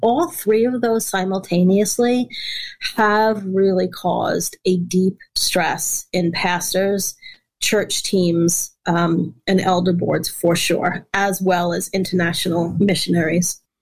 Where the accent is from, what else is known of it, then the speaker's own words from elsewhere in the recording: New York, United States; also born or lived in West Africa; I'm from New York